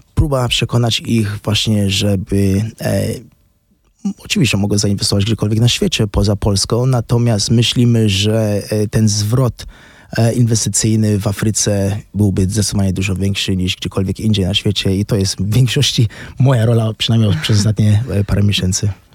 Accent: Pretoria, Gauteng, South Africa; moved away as an adult; also born or lived in England; now in Kenya; w Pretorii, w Erpa się urodziłem

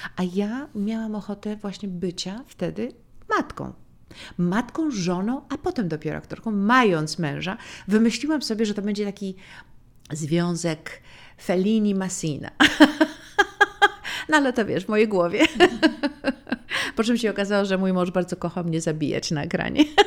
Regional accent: Poland; moved away as an adult; also born or lived in New York, United States; mogę być bardziej Polką niż tą amerykańską

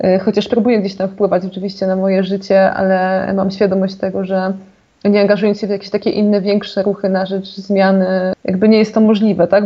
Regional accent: Zagłębie Dąbrowskie, Silesian Voivodeship, Poland; also born or lived in Katowice; ja jestem zagłębiaczką, czyli zaraz obok

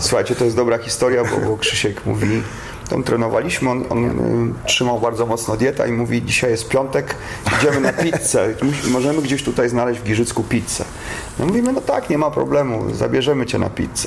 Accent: Poland; moved away; jestem z Polski

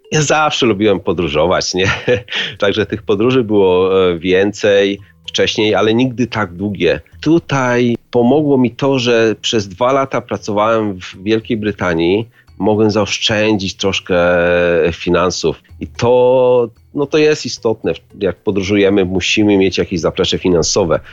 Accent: Wałbrzych, Lower Silesian Voivodeship, Poland; moved away as an adult; now in Dunfermline, United Kingdom; Pochodzę z Wałbrzycha, a obecnie mieszkam e, w Szkocji, w niewielkim miasteczku Dunfermline

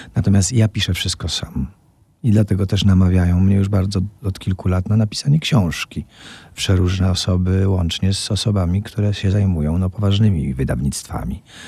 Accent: Opole, Opole Voivodeship, Poland; jestem po szkole muzycznej, po 10 klasach w Opolu, czyli po podstawówce i potem jeszcze dwóch latach średniej szkoły

